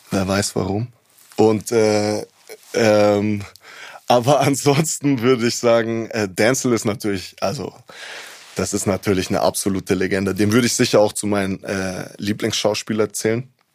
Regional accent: Munich, Bavaria, Germany; Ich bin hier geboren, hier aufgewachsen

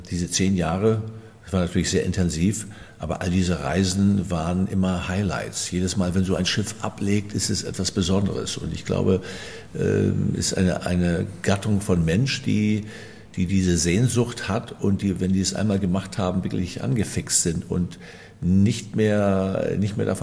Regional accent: Fehmarn, Schleswig-Holstein, Germany; Es war perfekt, denn ich bin von der Insel Fehmarn, dort bin ich geboren, ein Kind des Wassers

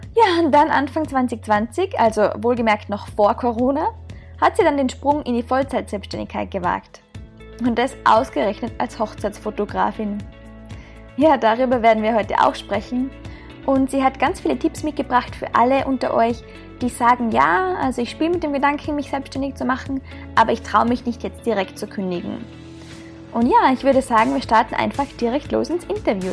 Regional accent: Austria; moved away as an adult; ich komme ursprünglich aus Österreich, bin seit eineinhalb Jahren als digitale Nomadin quer durch die Welt unterwegs

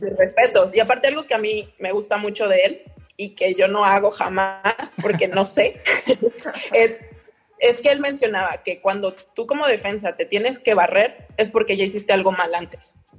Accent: Mexico; moved away as an adult; now in Italy; soy una mexicana en Italia

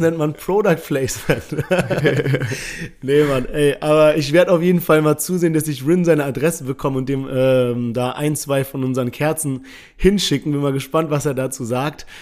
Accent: Heidelberg, Baden-Württemberg, Germany; wir kommen beide aus Heidelberg.

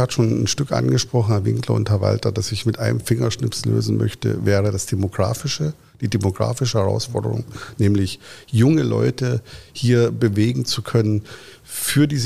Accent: Dortmund, North Rhine-Westphalia, Germany; All das erwarte ich in der Weiterentwicklung auch von meiner Heimatstadt Dortmund.

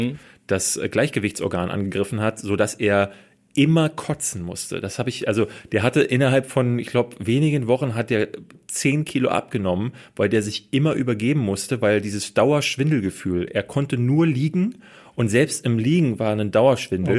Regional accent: Germany; bei uns in Deutschland

